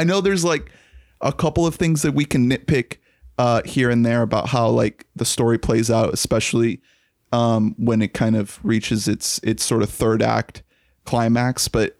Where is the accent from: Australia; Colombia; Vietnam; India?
Colombia; now in United States; That's something that really resonated with me because I'm an immigrant from Colombia.